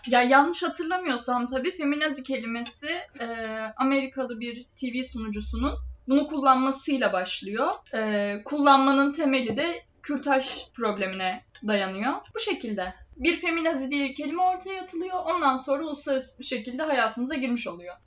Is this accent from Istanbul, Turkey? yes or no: no; Trabzon, Turkey; biz Trabzonluyuz